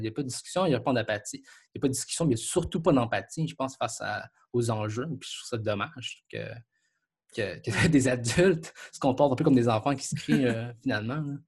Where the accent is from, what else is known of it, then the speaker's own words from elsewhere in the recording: Quebec, Canada; je suis Canadien, Québécois